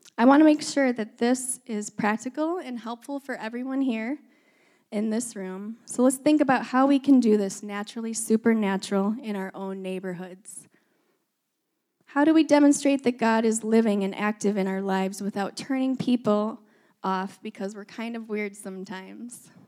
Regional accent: Michigan, United States; moved away as an adult; also born or lived in Ohio / Minnesota / Wisconsin; now in Northern California, United States; I was born in Ohio, grew up in Michigan

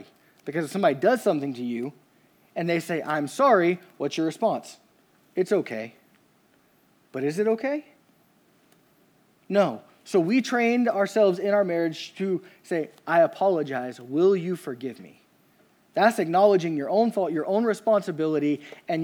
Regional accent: Louisiana, United States; I'm from Louisiana

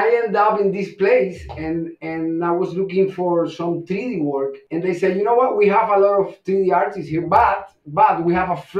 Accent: Cuba; moved away; also born or lived in Mexico City; I'm originally from Cuba.

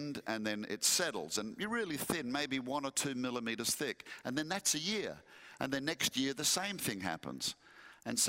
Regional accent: Western Australia, Australia; moved away; also born or lived in Perth; my home state of Western Australia

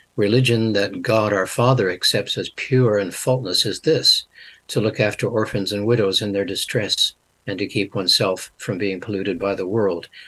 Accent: Canada; moved away as an adult; now in New Zealand; I was born in Canada, came here to mm-hmm. New Zealand when I was 18.

